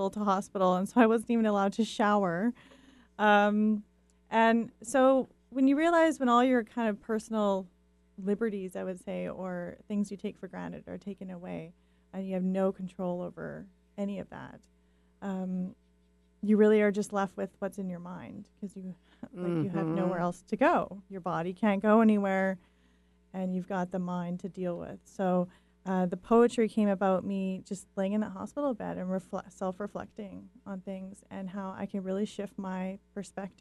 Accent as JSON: {"language": "English", "town": "White Rock", "region": "British Columbia", "country": "Canada", "said": "I come from White Rock, British Columbia, Canada"}